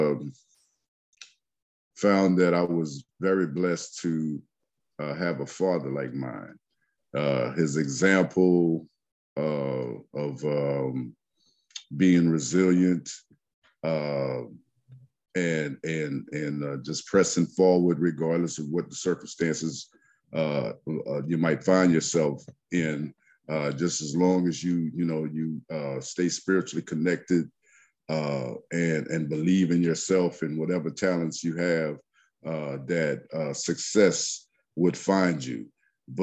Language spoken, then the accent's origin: English; Lafayette, Louisiana, United States; I hail from the Macomb section of Lafayette, Louisiana